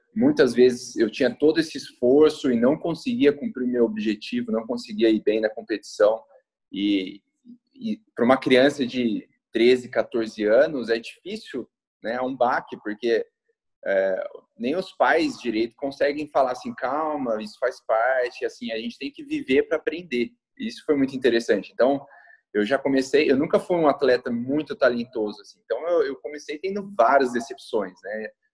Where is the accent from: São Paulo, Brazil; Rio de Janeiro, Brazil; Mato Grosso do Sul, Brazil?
São Paulo, Brazil; Campinas; Eu sou nascido em Campinas, São Paulo, desde novinho, desde meus 10 anos